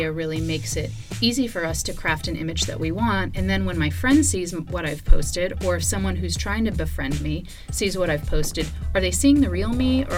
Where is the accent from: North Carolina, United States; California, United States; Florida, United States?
California, United States; moved away as an adult; also born or lived in Georgia; now in Atlanta, United States; I moved back to my home state of California